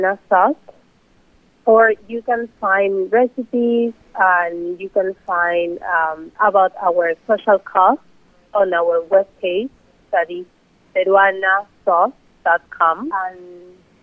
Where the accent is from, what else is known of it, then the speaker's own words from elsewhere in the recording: Peru; moved away; amazing bold flavors that I grew up with in Peru